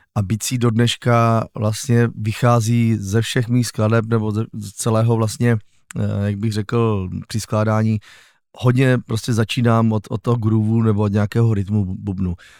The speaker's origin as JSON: {"language": "Czech", "town": "Újezd u Rosic", "region": "South Moravian Region", "country": "Czechia", "tie": "born or raised there", "also_born_or_lived": "Ivančice", "said": "Já pocházím z kraje, no, z vesničky, která se jmenuje Újezd u Rosic, což je vlastně, narodil jsem se v Ivančicích"}